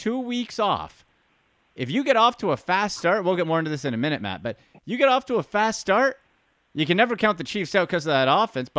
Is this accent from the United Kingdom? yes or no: no; Canada; as a fellow countryman, as a Canadian